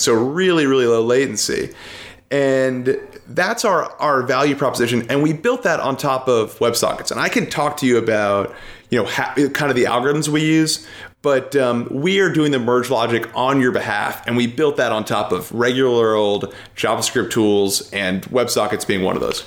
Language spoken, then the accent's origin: English; New York City, New York, United States; moved away as an adult; also born or lived in Connecticut; now in Seattle, United States; I grew up in New York City